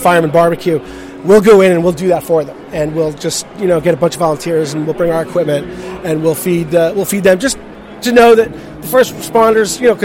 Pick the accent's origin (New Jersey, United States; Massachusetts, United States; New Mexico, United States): New Jersey, United States; I'm from New Jersey